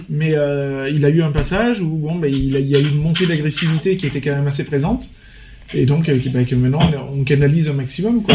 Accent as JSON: {"language": "French", "area": "Vaucluse", "region": "Provence-Alpes-Côte d'Azur", "country": "France", "said": "on est on est majoritairement tous des Vauclusiens"}